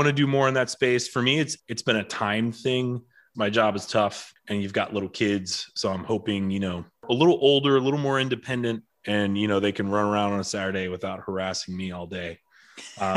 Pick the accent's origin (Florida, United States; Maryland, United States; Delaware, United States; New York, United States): Maryland, United States; Frederick; also born or lived in San Diego; grew up in Frederick myself as well. Lived in San Diego for about 6 years